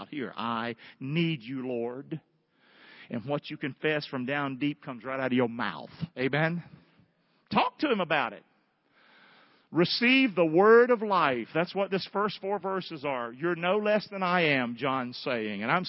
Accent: the South, United States; as a Southerner.

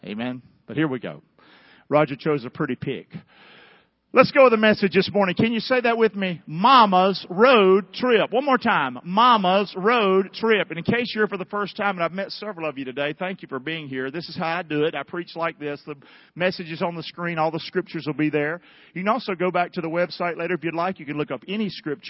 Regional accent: North Carolina, United States; I'm from North Carolina.

